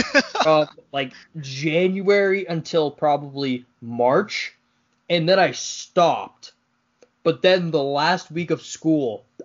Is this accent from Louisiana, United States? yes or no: no; near Foxborough, Massachusetts, United States; moved away as an adult; also born or lived in Tuscaloosa, Alabama; I grew up in Massachusetts, 5 minutes from Foxborough, where the Patriots play. So my house was always an NFL house.